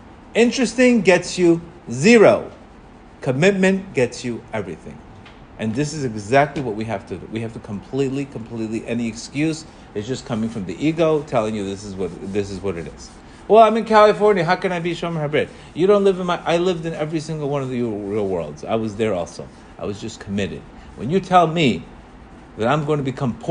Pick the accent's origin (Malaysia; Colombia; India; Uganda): Colombia; English is a second language; moved away; I grew up in Colombia. I didn't even speak English when I came here.